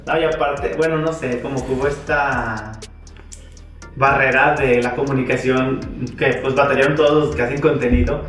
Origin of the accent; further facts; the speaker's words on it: Mexico; somos mexicanos